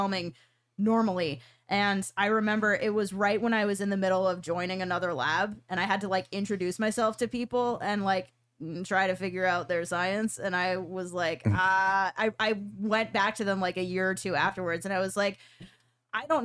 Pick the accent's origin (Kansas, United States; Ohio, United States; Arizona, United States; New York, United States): New York, United States; New York City; now in Pittsburgh, United States; I'm from New York City